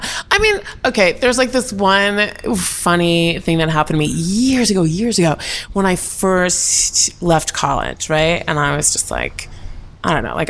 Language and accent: English; New York, United States; I'm from New York.